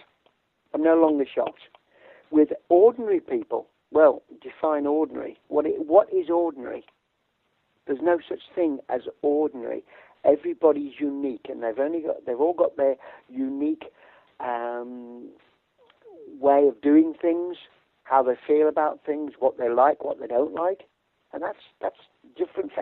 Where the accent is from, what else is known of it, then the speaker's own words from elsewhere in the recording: United Kingdom; We're British.